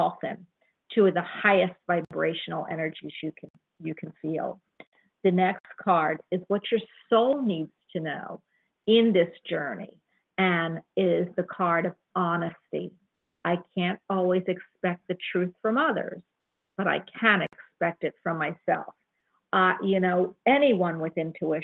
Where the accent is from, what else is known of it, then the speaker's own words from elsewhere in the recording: Florida, United States; I'm from Florida